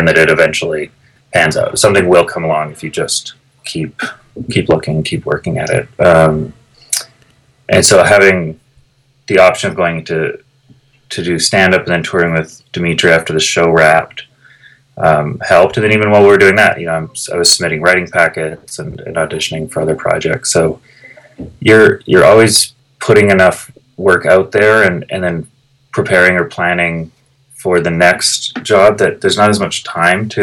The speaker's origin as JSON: {"language": "English", "town": "Calgary", "region": "Alberta", "country": "Canada", "tie": "born or raised there", "also_born_or_lived": "Toronto, Canada", "moved": "as an adult", "lives_now": "Los Angeles, United States", "said": "I grew up in Calgary, so I had a car from the age of 16 onward"}